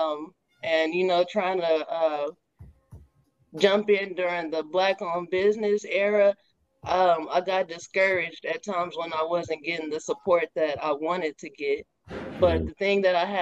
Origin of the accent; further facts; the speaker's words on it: Kansas City, Missouri, United States; I am a Kansas City, Missouri native. And I take pride in being from the Missouri side.